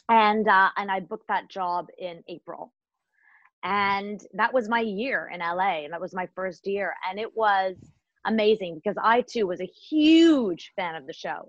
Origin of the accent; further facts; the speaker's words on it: Toronto, Ontario, Canada; also born or lived in India / Africa / London; I was born in India and I lived, I grew up in Africa and London, and then I came to Canada when I was almost seven to Toronto.